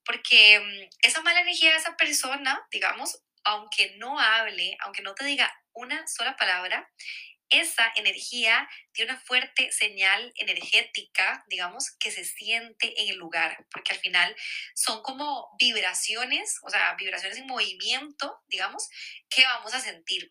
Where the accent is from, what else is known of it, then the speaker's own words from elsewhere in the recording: Costa Rica; moved away as an adult; now in Barcelona, Spain; soy de Costa Rica y ahí como que estamos muy acostumbrados